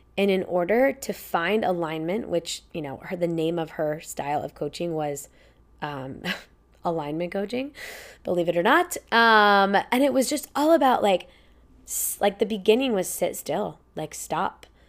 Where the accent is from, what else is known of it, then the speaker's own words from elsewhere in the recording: Indianapolis, Indiana, United States; moved away; also born or lived in Florida / Ohio / Boston / Chicago; we moved to Indianapolis, Indiana, right outside, on forty acres of land